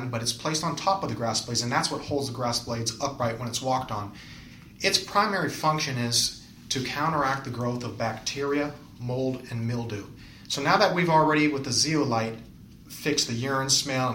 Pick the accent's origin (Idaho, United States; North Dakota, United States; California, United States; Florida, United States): California, United States; San Fernando Valley; So I'm originally from the San Fernando Valley.